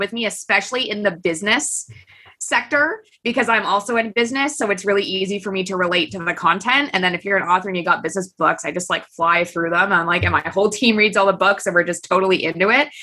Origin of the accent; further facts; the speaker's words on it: Kingston, Ontario, Canada; st lawrence college which is in kingston ontario and that's my hometown